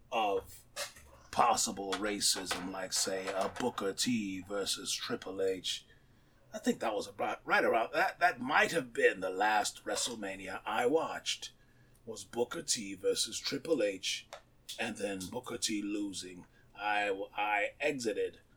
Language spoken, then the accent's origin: English; Japan; growing up in Japan, watching